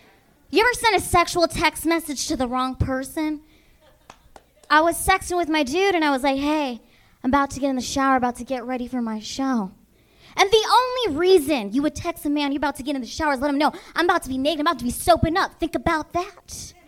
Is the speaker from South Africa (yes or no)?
no; Philippines; But I'm Filipino.